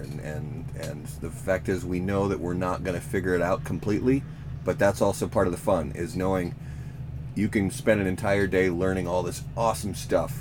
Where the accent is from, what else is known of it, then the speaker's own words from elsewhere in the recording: Minnesota, United States; I'm also from Minnesota